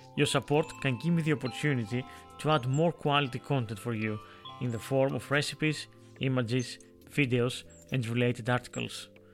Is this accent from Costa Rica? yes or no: no; Greece; in Greece, in my hometown